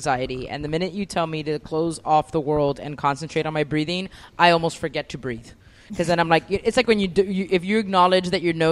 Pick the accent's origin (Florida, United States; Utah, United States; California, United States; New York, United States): Florida, United States; Hialeah; I'm from Hialeah